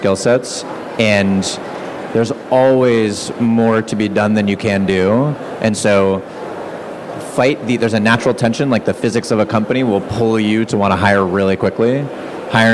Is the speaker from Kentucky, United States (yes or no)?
no; Massachusetts, United States; moved away; also born or lived in Bay Area, California; I grew up in Massachusetts